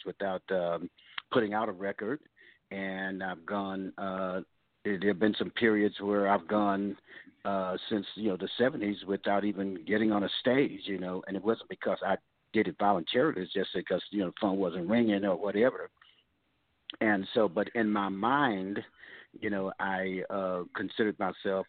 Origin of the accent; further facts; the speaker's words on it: Oakland, California, United States; growing up in Oakland